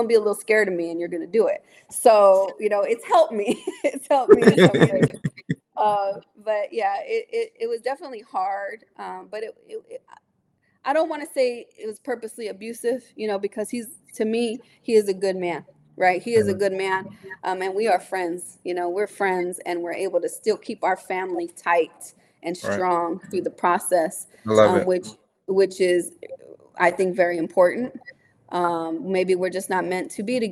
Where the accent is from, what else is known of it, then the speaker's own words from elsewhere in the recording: San Jose, California, United States; I'm from San Jose. People know me here